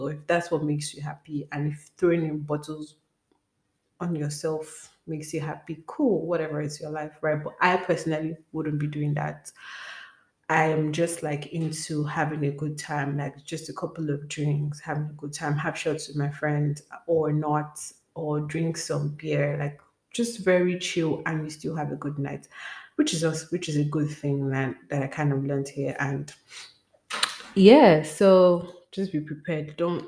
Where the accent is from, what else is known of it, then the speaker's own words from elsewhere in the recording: Nigeria; moved away; as a Nigerian